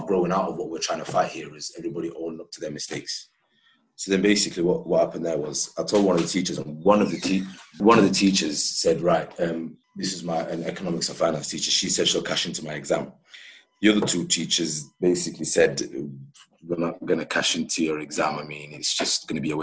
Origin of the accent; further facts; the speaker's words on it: Sheffield, Yorkshire and the Humber, United Kingdom; I'm from Sheffield.